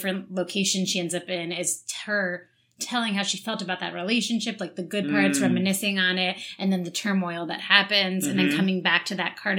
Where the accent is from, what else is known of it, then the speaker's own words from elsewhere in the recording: New Jersey, United States; I'm from Jersey.